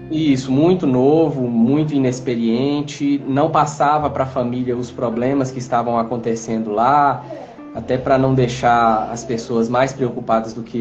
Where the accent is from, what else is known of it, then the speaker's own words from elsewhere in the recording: Teófilo Otoni, Minas Gerais, Brazil; accent: meio abaianado; now in Belo Horizonte, Brazil; Atualmente eu moro em Belo Horizonte, é, mas eu sou da cidade de Teoflotone, então o sotaque carregado aí, meio abaianado, é de Teoflotone.